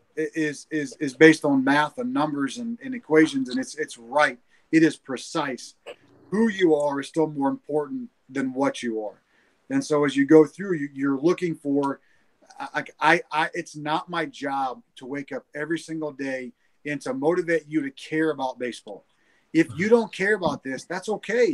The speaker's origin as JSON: {"language": "English", "town": "Franklin", "region": "Indiana", "country": "United States", "tie": "born or raised there", "also_born_or_lived": "Greenfield", "said": "growing up in Franklin"}